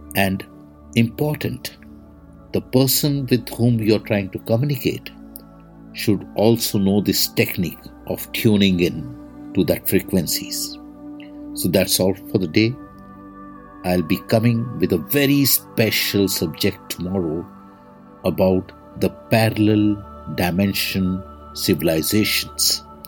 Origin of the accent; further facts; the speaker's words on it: India; I am the Indian monk.